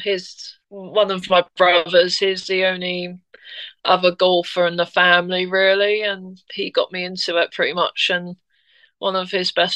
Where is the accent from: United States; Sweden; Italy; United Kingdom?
United Kingdom; being British